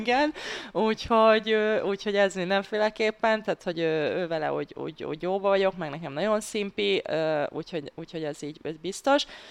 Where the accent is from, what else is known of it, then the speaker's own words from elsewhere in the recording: Hungary; mivel magyar, magyarként